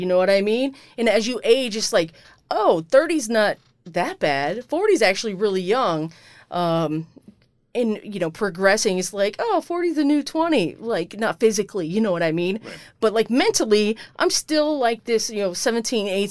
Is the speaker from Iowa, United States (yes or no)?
yes; Iowa, United States; moved away; growing up in Iowa and being in the Army